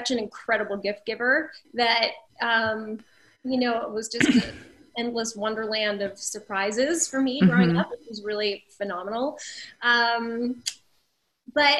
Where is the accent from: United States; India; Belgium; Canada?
Canada; Nova Scotia; in Nova Scotia, we're British